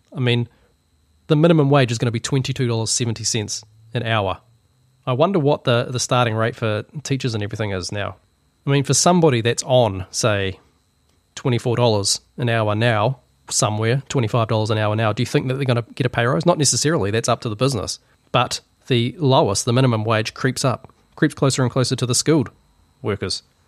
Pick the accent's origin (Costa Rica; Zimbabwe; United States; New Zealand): New Zealand; being a New Zealander